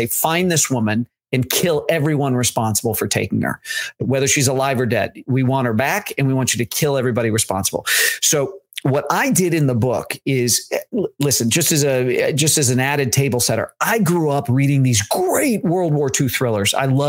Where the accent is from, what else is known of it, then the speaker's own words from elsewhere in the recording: Chicago, Illinois, United States; now in Nashville, United States; I'm from Chicago. I live in Nashville now, but I'm from Chicago.